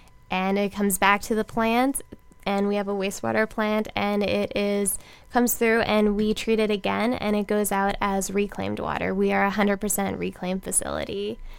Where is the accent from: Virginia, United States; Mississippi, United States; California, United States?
Virginia, United States; moved away as an adult; now in Boca Raton, United States; So I'm from Virginia.